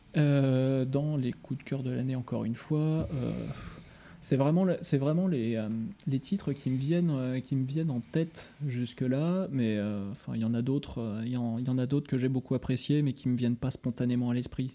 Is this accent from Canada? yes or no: no; Lyon, Auvergne-Rhône-Alpes, France; moved away; je suis lyonnais à l'origine